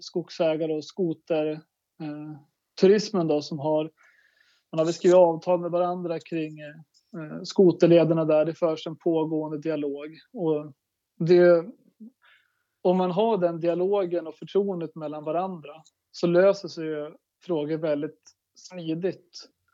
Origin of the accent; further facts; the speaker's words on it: Börtnan, Jämtland, Sweden; jag växte upp i Börtnan, mina föräldrar är fiskodlare